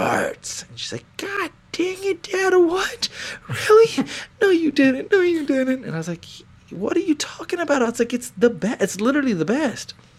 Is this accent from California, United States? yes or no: no; Texas, United States; we were from the country